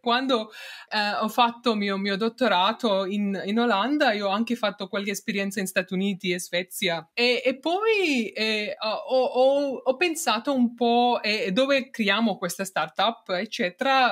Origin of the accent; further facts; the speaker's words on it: India; Italian is a second language; moved away as an adult; also born or lived in Netherlands; now in Turin, Italy; sono nata in India, ho fatto mio, diciamo, i prim, primi anni di studio fino al mio triennale lì